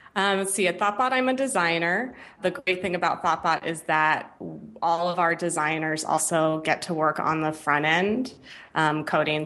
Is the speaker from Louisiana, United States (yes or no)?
no; San Francisco Bay Area, California, United States; moved away as an adult; also born or lived in New York; I grew up in the Bay Area, in, in the San Francisco Bay Area